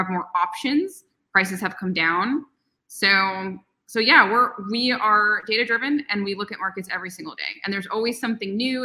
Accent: New York City, New York, United States; moved away as an adult; also born or lived in Arizona / Bay Area; I'm born and raised in New York. I lived in Manhattan until I was 22

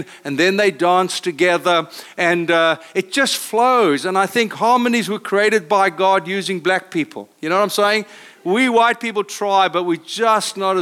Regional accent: South Africa; accent: South African; now in Costa Mesa, United States; I come from South Africa, as you hear by accent.

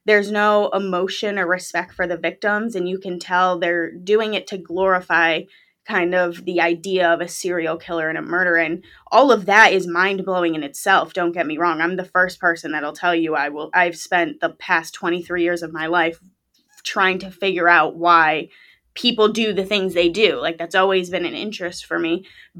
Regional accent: Connecticut, United States; I was born and raised in Connecticut. I'm still here.

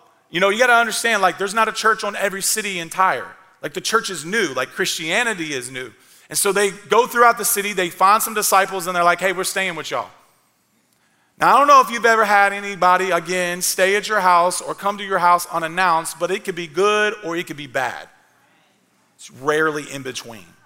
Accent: Clarksville, Tennessee, United States; moved away as an adult; also born or lived in Kentucky; I wanted to move back to Clarksville, my hometown

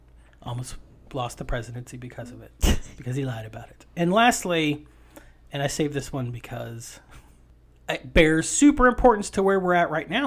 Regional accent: Appalachia, United States; I am from Appalachia.

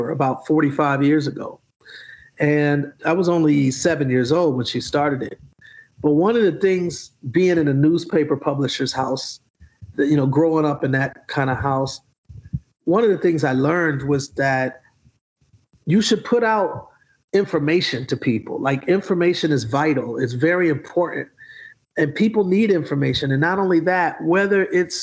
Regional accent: Milwaukee, Wisconsin, United States; moved away; also born or lived in Atlanta, Georgia; I grew up in Milwaukee, Wisconsin

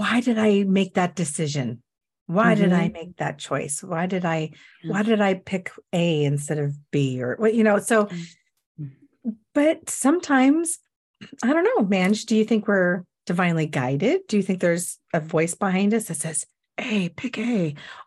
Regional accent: Everett, Washington, United States; I grew up in Everett in Cascade High School

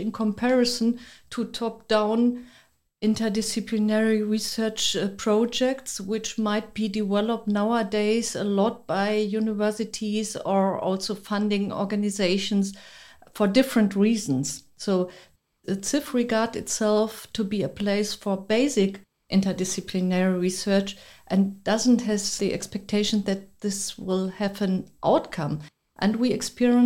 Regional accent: Germany; also born or lived in Berlin; I'm coming from Germany, currently living in Berlin

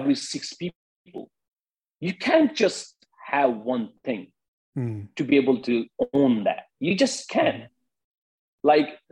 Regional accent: India; I'm from India

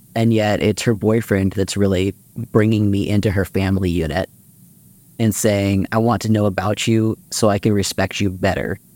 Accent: Austin, Texas, United States; I grew up in Austin, Texas

